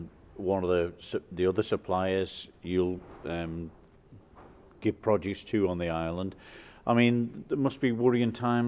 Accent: Derby, East Midlands, United Kingdom; I grew up in Derby as well with yourself.

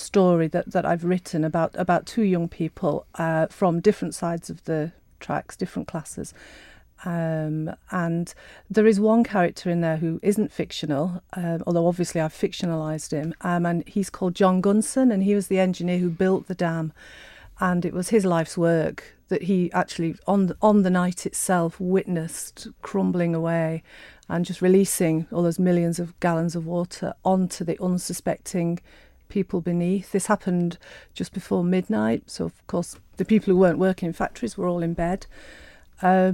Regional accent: Sheffield, Yorkshire and the Humber, United Kingdom; moved away; I was born and raised in Sheffield.

